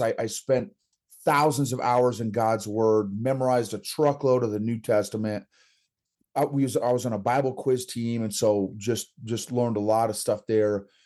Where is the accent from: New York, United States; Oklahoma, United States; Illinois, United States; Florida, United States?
Oklahoma, United States; grew up in, in Oklahoma